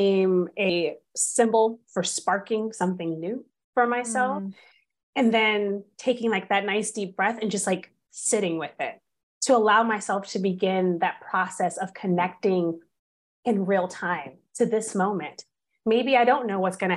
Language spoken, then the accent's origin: English; California, United States; I'm from California